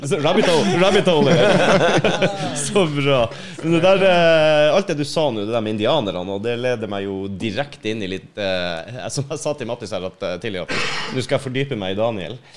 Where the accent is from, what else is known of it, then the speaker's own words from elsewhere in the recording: Oslo, Norway; jeg vokste opp i Oslo, da fra jeg var 17